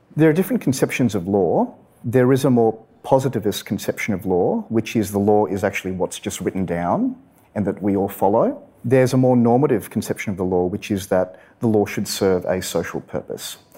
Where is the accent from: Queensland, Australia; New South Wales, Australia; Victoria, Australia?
New South Wales, Australia; Sydney; I grew up in Western Sydney on a farm on the outskirts of the city